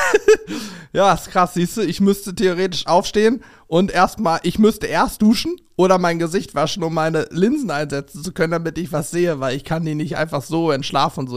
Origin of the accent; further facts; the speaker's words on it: Steinwedel, Lower Saxony, Germany; bei uns in äh, Steinwedel, wo ich aufgewachsen bin, so ein kleines Kuhkaff